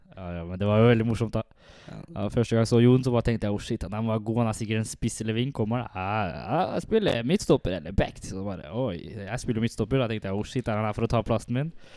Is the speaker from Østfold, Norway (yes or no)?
yes; Halden, Østfold, Norway; jeg er jo fra Halden, oppvokst og alltid bodd i Halden